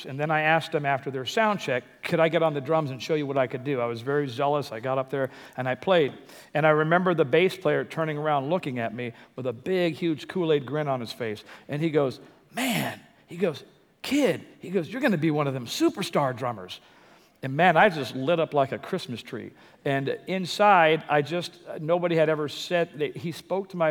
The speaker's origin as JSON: {"language": "English", "town": "Compton", "region": "California", "country": "United States", "tie": "born or raised there", "said": "I grew up in Compton"}